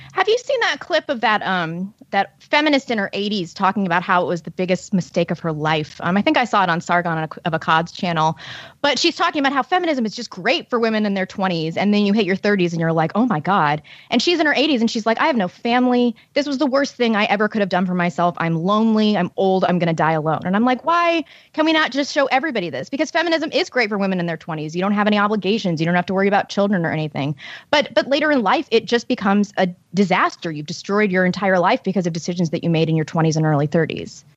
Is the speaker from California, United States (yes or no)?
no; St. Louis, Missouri, United States; Saint Louis publication, which is my hometown